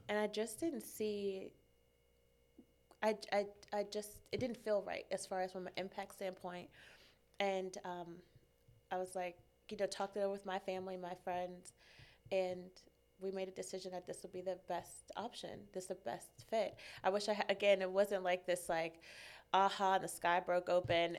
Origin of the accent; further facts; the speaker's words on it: Maryland, United States; moved away as an adult; now in California, United States; born and raised in Maryland. I was, I grew up there